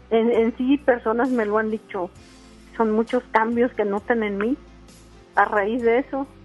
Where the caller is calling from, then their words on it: San Nicolás, Nuevo León, Mexico; de San Nicolás.